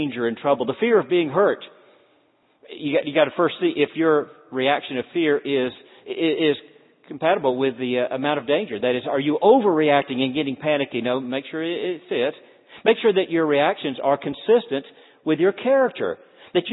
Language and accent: English; North Florida, United States; also born or lived in Deep South; now in Cincinnati, United States; as a small boy growing up in North Florida